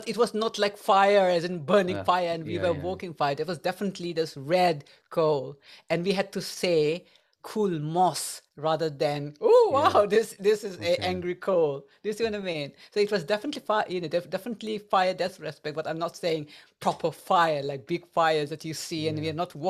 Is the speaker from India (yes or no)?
yes; India; English is a second language; now in England, United Kingdom; And when I came to England from India, because that's where I'm originally from, I had I had some challenges because I could not understand people's accent